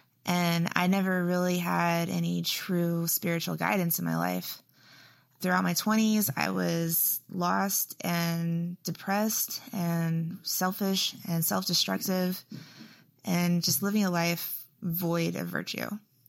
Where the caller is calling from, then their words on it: Houston, Texas, United States; Hey, Father Josh. … I'm from Houston, Texas.